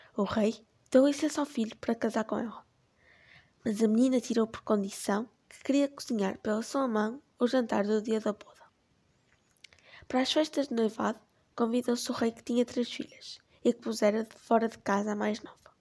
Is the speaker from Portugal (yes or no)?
yes; Portugal; tenho 13 anos e sou portuguesa